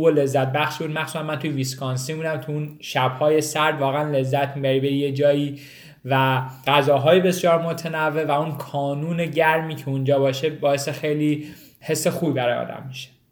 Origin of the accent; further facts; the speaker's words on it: Iran; now in United States; ماهایی که از ایران مهاجرت کردیم